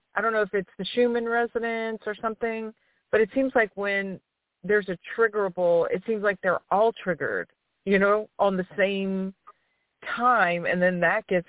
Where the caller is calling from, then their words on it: Louisiana, United States; from Louisiana.